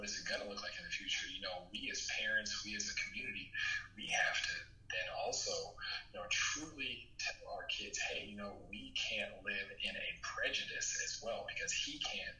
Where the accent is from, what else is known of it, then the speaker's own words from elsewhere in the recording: Los Angeles, California, United States; I grew up here in South Central